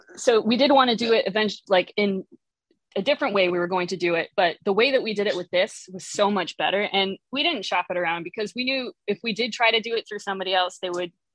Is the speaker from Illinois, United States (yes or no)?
yes; Chicago, Illinois, United States; I'm from Chicago area originally